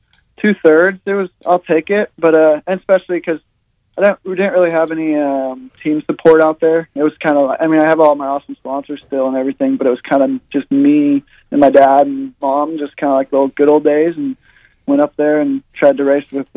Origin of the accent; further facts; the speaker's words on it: Washington, United States; now in Travelers Rest, United States; I came from Washington, obviously